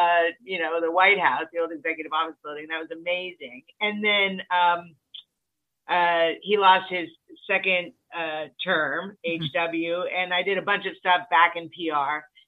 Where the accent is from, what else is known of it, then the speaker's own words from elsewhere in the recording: Wilkes-Barre, Pennsylvania, United States; moved away as an adult; now in Washington, D.C., United States; I came to Washington, D.C. with a bunch of girlfriends from my hometown, actually, which is Wilkes-Barre, Pennsylvania.